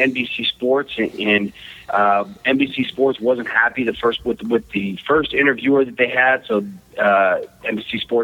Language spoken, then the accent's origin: English; East Bay, Northern California, United States; I grew up boxing in the East Bay, Northern California